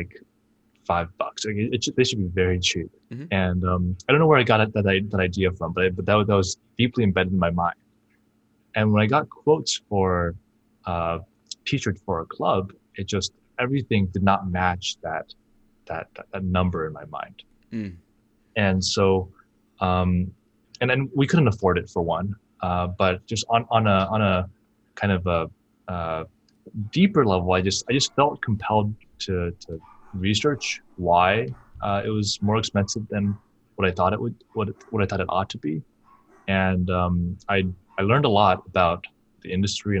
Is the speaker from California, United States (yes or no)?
yes; Bay Area, California, United States; also born or lived in China; I was born in China, and I moved to the Bay Area when I was 3 years old